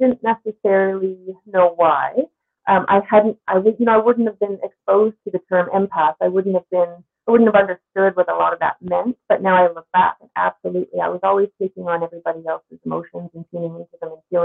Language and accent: English; Newfoundland and Labrador, Canada; I'm from Newfoundland, so I grew up across the street from the ocean